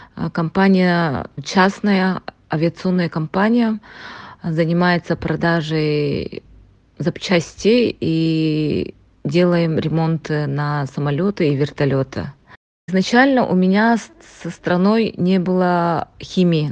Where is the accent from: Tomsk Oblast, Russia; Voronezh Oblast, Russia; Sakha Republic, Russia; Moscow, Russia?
Sakha Republic, Russia; Antonovka; moved away as an adult; also born or lived in Yakutsk; now in Dubai, United Arab Emirates; Я родом из Нербинского луса, э, село Антоновка. Я родилась и выросла там.